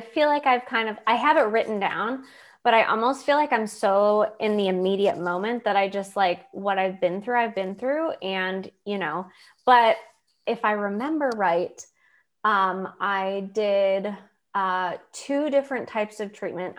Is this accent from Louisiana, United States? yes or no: no; Lakewood, New York, United States; moved away as an adult; now in Pittsburgh, United States; growing up in Lakewood, New York, and going to Hillcrest